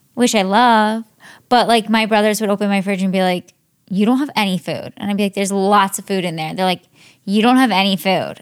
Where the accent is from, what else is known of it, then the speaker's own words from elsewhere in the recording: Cleveland, Ohio, United States; moved away; I grew up in, mostly in Ohio. I'm from Cleveland, Ohio